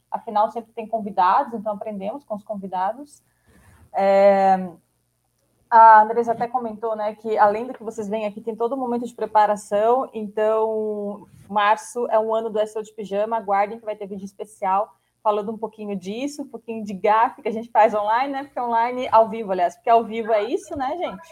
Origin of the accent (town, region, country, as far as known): Brazil